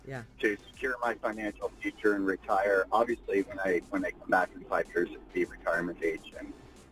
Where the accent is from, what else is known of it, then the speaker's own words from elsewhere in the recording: Newfoundland and Labrador, Canada; now in Toronto, Canada; And I grew up in a rural place. I grew up in Newfoundland in a very rural place, but I love Toronto. Been here for a long time.